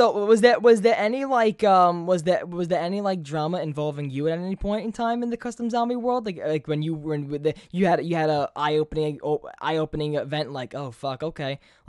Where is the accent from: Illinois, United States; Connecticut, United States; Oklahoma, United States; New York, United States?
New York, United States; I am from New York.